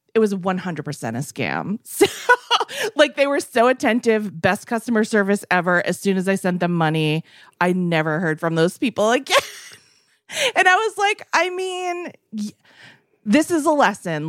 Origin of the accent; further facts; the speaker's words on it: East Coast, United States; now in West Coast, United States; growing up on the East Coast and living on the West